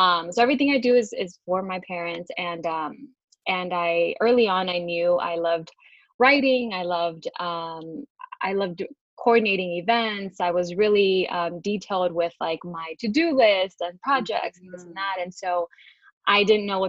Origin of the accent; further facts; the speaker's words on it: Houston, Texas, United States; I was born and raised here in Houston, Texas